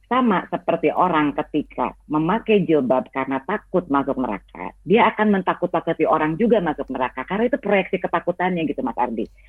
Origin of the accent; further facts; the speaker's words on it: West Java, Indonesia; karena ini menunjukkan identitas saya sebagai uh, perempuan Sunda. Saya beragama Islam, tapi saya bukan orang Arab, gitu ya.